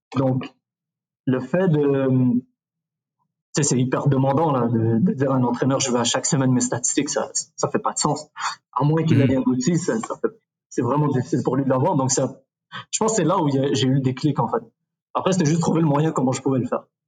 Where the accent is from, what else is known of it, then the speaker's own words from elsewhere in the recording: Quebec, Canada; also born or lived in Morocco; on, est pas mal au Québec